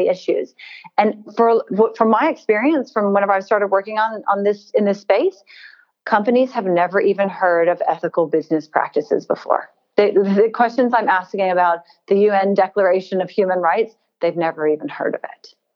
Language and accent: English; United States; now in Australia; I'm American. I don't know if you can tell from my accent. And my country, we've had a rather deep and ugly history with slave trade.